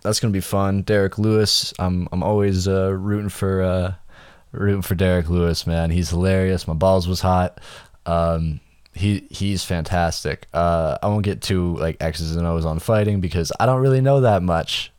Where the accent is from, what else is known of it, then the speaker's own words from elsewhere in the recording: Canada; I'm just Canadian